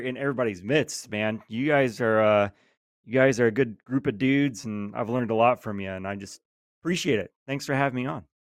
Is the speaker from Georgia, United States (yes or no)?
yes; Georgia, United States; born and raised in Georgia